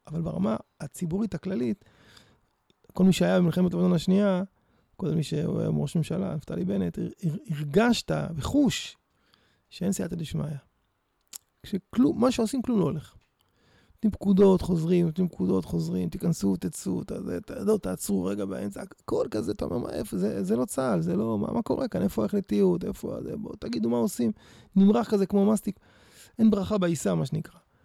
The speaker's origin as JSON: {"language": "Hebrew", "town": "Petah Tikva", "region": "Central District", "country": "Israel", "tie": "born or raised there", "also_born_or_lived": "Jerusalem / Netzarim", "said": "היה לי מאוד כיף לגדול כאן"}